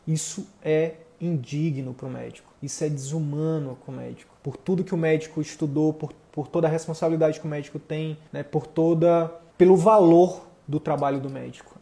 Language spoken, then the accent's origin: Portuguese; Piauí, Brazil; a gente é do Piauí